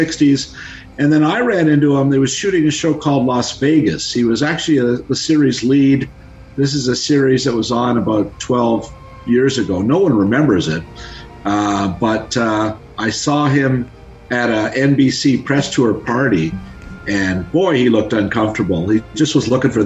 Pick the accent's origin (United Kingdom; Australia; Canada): Canada; Toronto, Ontario; growing up in Etobicoke